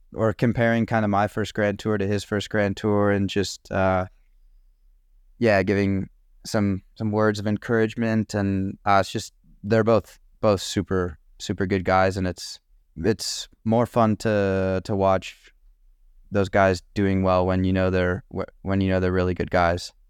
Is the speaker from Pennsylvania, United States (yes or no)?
no; Tucson, Arizona, United States; I'm from Tucson